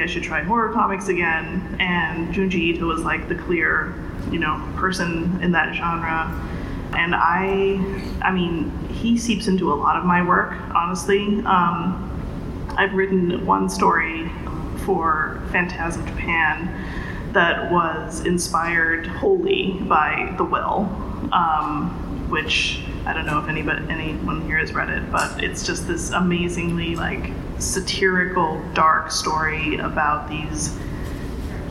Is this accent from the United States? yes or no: no; Indonesia; I grew up in Indonesia, where there is a lot of comics